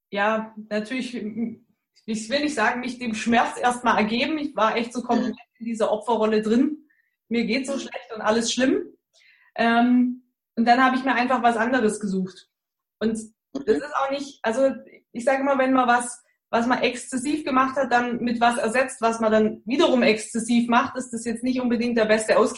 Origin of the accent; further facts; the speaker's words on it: Baden-Württemberg, Germany; accent: Swabian; Komme aus der Nähe von Stuttgart. Äh, ihr entschuldigt meinen Dialekt. Man hört es natürlich auch, dass ich aus dem Schwabenland komme.